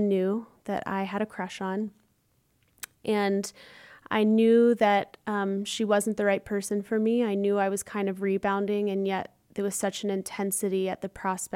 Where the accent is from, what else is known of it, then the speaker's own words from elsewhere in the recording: Chapel Hill, North Carolina, United States; moved away as an adult; now in Chicago, United States; I'm originally from Chapel Hill, North Carolina, and I'm now based in Chicago